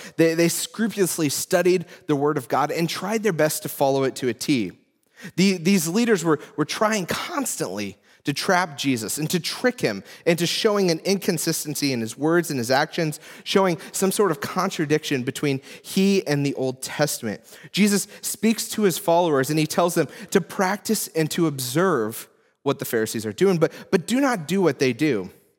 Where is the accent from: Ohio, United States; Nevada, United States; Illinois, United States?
Illinois, United States; I grew up in Central Illinois in the 1990s, and where I grew up, one of the biggest sports rivalries was between the Chicago Cubs and the St. Louis Cardinals.